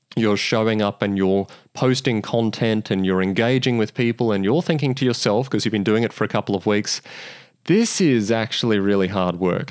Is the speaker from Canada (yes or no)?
no; Australia